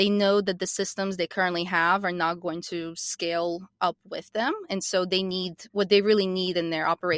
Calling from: Atlanta, Georgia, United States; I am the co-founder and chief commercial officer of Porter Logic, and I am calling in from Atlanta, Georgia.

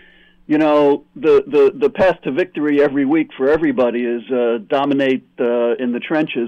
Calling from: New York, United States; from New York.

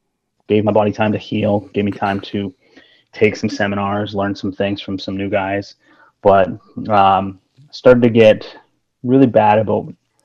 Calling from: Surrey, British Columbia, Canada; I'm in Surrey, British Columbia, Canada. So I'm up here in the Great White North.

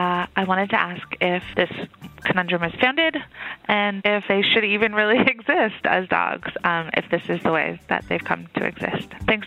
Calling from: Toronto, Ontario, Canada

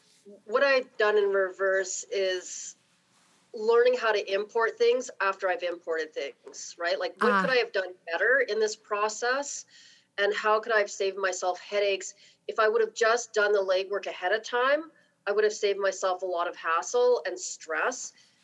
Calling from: Calgary, Alberta, Canada; I'm calling from Calgary.

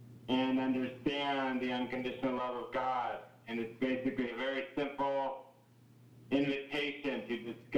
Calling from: Kona, Hawaii, United States; I am calling from Kona, Hawaii, where we have one of our main training centers for youth with a mission in North America.

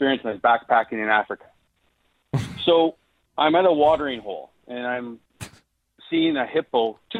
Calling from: Calgary, Alberta, Canada; Calgary, just Mackenzie Lake.

